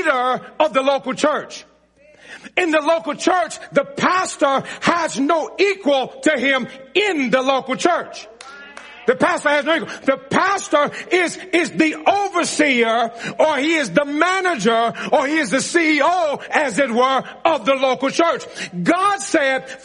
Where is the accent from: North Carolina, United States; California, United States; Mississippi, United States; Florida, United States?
Mississippi, United States; I'm from Mississippi